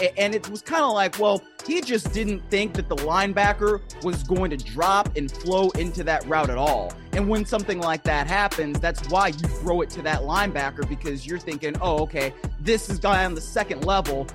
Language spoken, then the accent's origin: English; Shaker Heights, Ohio, United States; now in Los Angeles, United States; I grew up in Shaker Heights, home of … and, uh, …